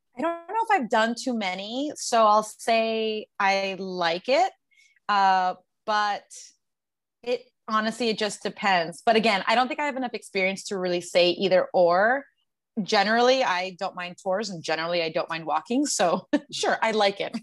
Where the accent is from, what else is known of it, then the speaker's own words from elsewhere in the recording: San Antonio, Texas, United States; moved away as an adult; also born or lived in Queens, New York / Los Angeles / Colombia (ancestry); I was born in Queens, New York. I was raised in San Antonio, Texas, and I moved to Los Angeles when I was 18